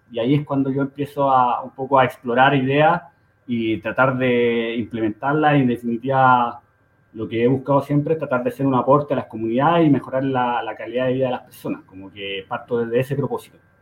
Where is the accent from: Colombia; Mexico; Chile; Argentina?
Chile; Santiago, Santiago Metropolitan Region; yo nací en, en, en Conchalí, en, la comunidad de Santiago, al norte, el norte de Santiago, y ahí me crié